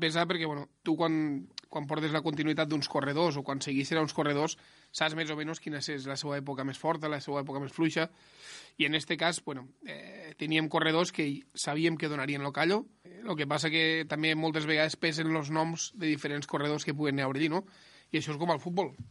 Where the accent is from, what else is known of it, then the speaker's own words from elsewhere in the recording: Ebro Delta, Catalonia, Spain; jo sóc del Delta de l'Ebre